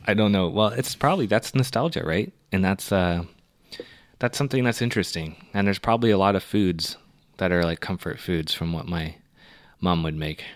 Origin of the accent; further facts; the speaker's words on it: Canada; I'm from Canada.